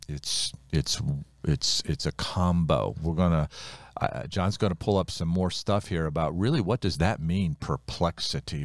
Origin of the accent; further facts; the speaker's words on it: United States; I'm an American, born in America, minister in America